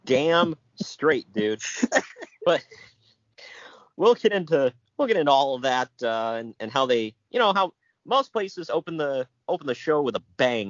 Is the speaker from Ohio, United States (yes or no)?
yes; Ohio, United States; I'm from Ohio